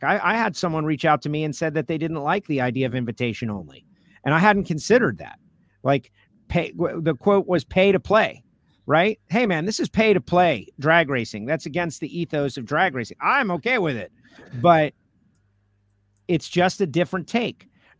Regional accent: Florida, United States; I'm from Florida.

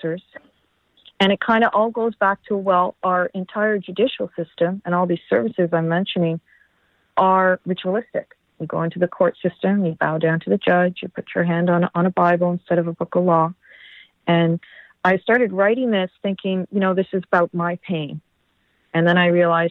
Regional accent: Canada; as Canadian citizens

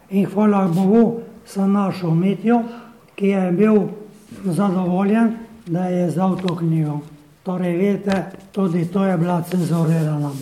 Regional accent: Slovenia

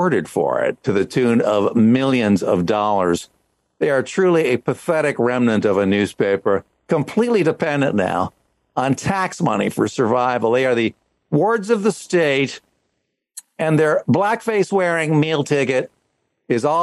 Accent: Canada; moved away as an adult; now in United States; I'm Canadian.

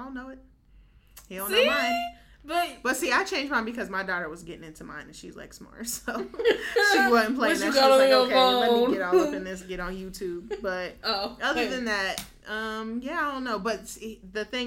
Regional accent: Ohio, United States; Ohio language

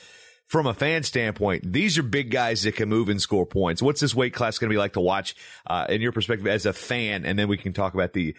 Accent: Virginia, United States; moved away; also born or lived in Midwest; growing up in Virginia

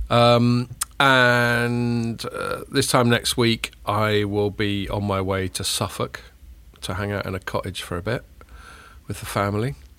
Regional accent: Chile; I was born in Chile.

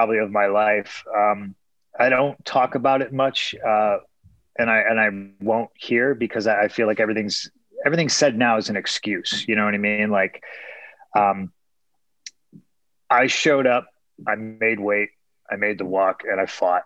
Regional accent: Chicago, Illinois, United States; I'm a kid who was born in Chicago. I was raised in Chicago

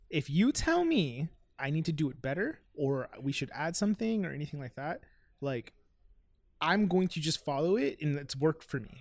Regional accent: Miami, Florida, United States; I'm from Miami

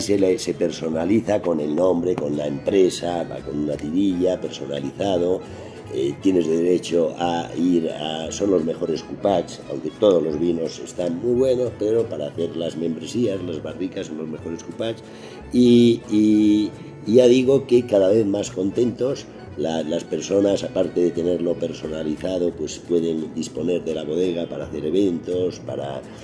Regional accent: Spain; Yo vengo de España

